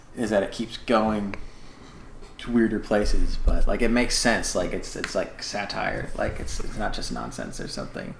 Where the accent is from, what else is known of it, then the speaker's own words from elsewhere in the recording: United States; me being ignorant American